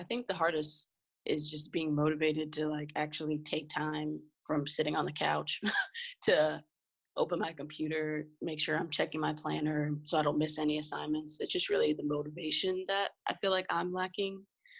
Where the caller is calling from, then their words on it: Pittsburgh, Pennsylvania, United States; I am joining you from Pittsburgh, Pennsylvania.